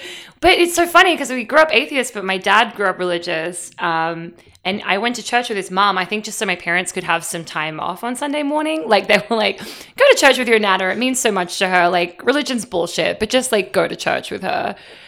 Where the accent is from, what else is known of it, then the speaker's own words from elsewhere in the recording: Australia; We called him Father Gaza because we're Australian.